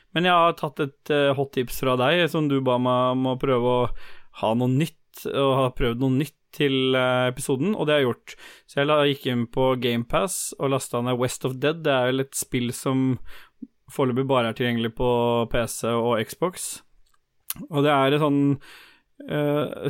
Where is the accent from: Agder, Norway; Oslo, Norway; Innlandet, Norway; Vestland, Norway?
Oslo, Norway; Lambertseter; Jeg er fra Lambertseter